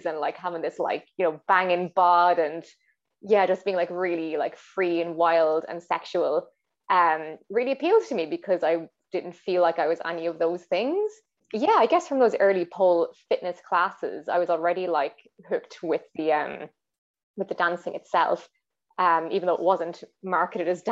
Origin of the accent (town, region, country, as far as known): Ireland; born or raised there